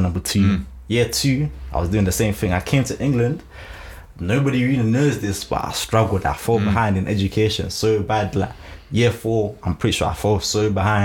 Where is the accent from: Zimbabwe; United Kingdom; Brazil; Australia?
Zimbabwe; English is a second language; moved away; I grew up in Zim.